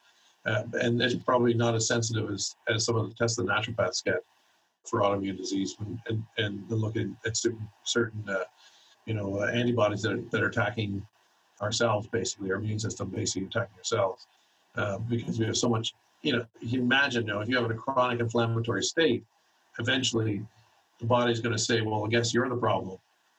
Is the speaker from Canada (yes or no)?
yes; Canada; We have a standard blood requisition form that's standard for all of the province that I'm from Canada, so I practice in Canada.